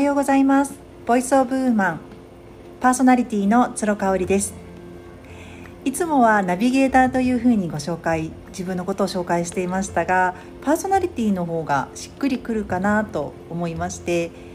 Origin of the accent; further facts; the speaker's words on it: Tokyo, Japan; moved away as an adult; now in Kobe, Japan; 生まれ故郷の東京を離れて、関西に来た月が四月ですね